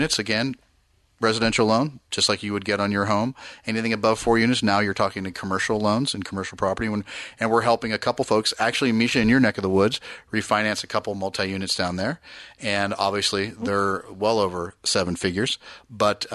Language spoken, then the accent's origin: English; Danville, California, United States; I'm from the East Bay, grew up Danville, my whole life